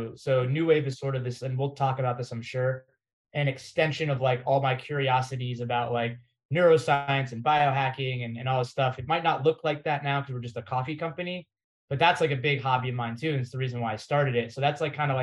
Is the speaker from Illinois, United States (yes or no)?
no; Florida, United States; moved away as an adult; also born or lived in Massachusetts / New York City; I was born in Massachusetts. I grew up in Florida